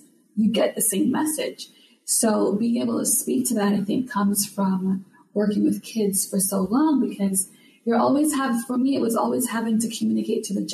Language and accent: English; Jamaica; now in United States; I'm from Jamaica, living here in the States